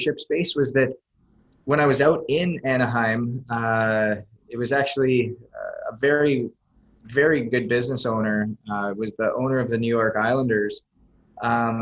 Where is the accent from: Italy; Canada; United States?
Canada; moved away; I was born and raised in Canada